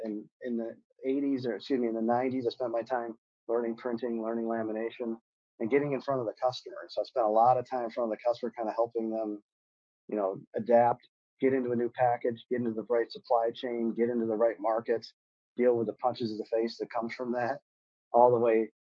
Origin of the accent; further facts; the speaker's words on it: Michigan, United States; growing up in Michigan, I thought it'd be an exciting thing to go work automotive